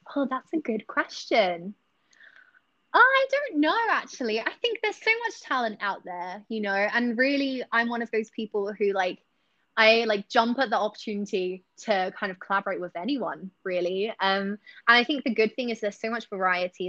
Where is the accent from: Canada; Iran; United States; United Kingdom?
United Kingdom; Essex, East of England; now in Singapore; I'm from Essex